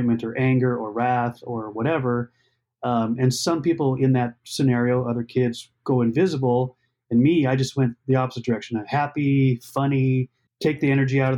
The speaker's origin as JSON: {"language": "English", "region": "Montana", "country": "United States", "tie": "born or raised there", "also_born_or_lived": "Minneapolis", "moved": "as an adult", "said": "I grew up in Montana."}